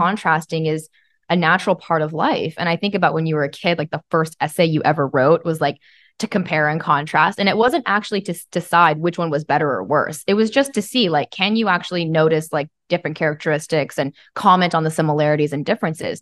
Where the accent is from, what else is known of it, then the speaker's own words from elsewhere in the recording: Bible Belt, Southern United States, United States; I was raised in the Christian Bible Belt.